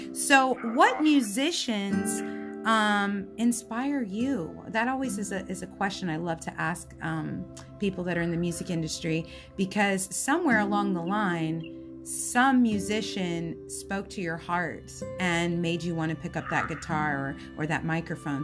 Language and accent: English; Florida, United States; I'm a Florida girl. Um, I was born in Florida and I love South Florida